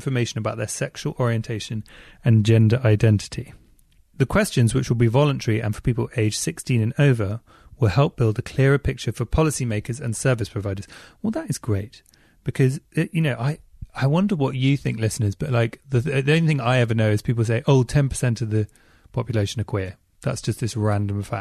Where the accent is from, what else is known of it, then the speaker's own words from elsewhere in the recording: England, United Kingdom; I'm English